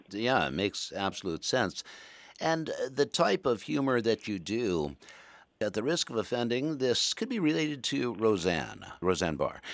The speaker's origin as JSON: {"language": "English", "town": "Murray", "region": "Kentucky", "country": "United States", "tie": "born or raised there", "moved": "yes", "said": "I was raised in Western Kentucky"}